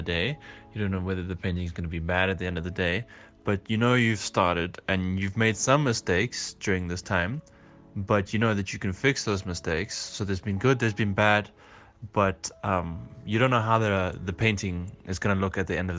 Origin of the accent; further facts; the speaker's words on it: Johannesburg, Gauteng, South Africa; I'm from Johannesburg, South Africa.